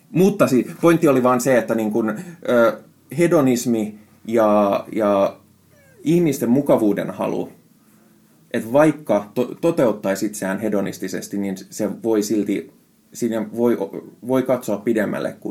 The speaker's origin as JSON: {"language": "Finnish", "country": "Finland", "first_language": "Finnish", "said": "Siis suomi on mun äidinkieli, mutta, mutta mä oon käyttänyt niin paljon englantia viime aikoina"}